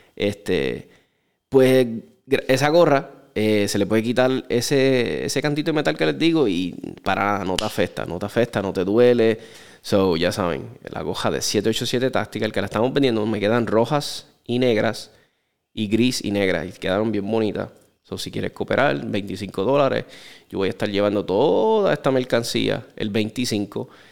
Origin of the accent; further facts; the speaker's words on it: Puerto Rico; nosotros somos parte de los Estados Unidos